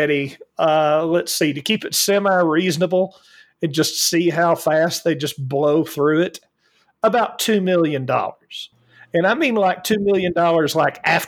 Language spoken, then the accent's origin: English; Alabama, United States; Yes, I'm from Alabama. I have lived in a trailer.